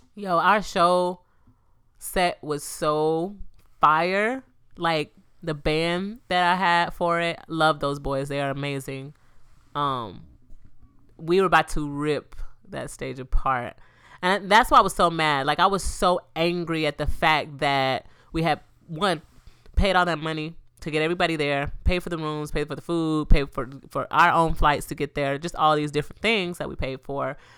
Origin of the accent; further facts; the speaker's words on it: Florida, United States; This Florida, this my hometown. I mean, this my, my home state, too